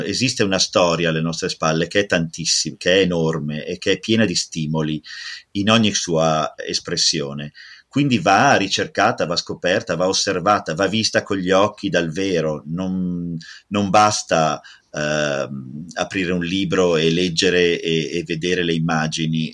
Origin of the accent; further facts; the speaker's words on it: Italy; adoro propormi come italiano